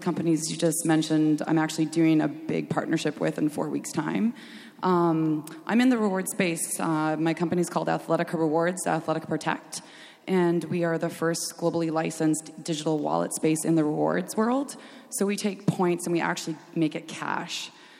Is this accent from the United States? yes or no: no; Canada; Mike knows I'm from Canada.